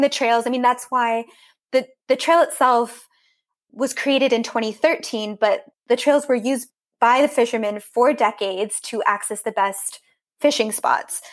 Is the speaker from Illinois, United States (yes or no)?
no; Central Coast, Monterey Bay, California, United States; accent: American; moved away as an adult; now in Austria; I grew up in California on the coast